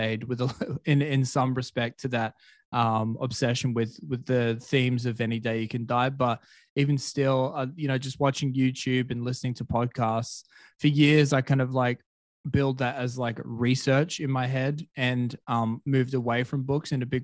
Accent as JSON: {"language": "English", "town": "Perth", "region": "Western Australia", "country": "Australia", "tie": "born or raised there", "also_born_or_lived": "Colombia", "moved": "as an adult", "said": "Perth is my hometown"}